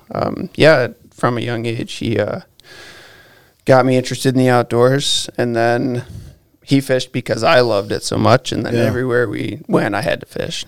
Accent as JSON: {"language": "English", "town": "Ada", "region": "Michigan", "country": "United States", "tie": "born or raised there", "also_born_or_lived": "Montana", "said": "I grew up in Ada and went to like Forest Hills Eastern. And yeah, when I was growing up there, it was still pretty small. Like it wasn't, we could ride our bikes wherever we wanted."}